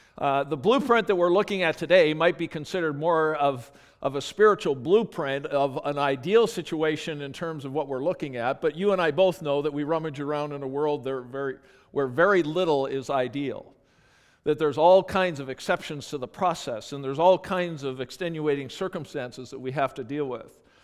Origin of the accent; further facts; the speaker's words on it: Calgary, Alberta, Canada; moved away; I grew up in Calgary, Alberta